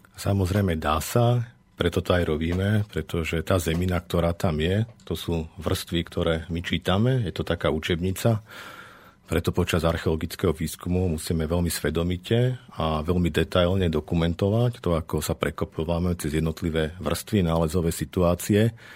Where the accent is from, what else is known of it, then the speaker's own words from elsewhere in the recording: Zvolen, Banská Bystrica Region, Slovakia; som sa práve z Iže vrátil späť do Zvolená a ťažiskovo sa venujem výskumom v našom regióne. Som lokál patriot, mám to tu rád